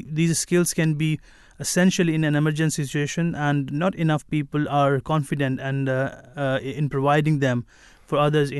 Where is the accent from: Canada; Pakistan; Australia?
Pakistan; moved away; we are from Pakistan originally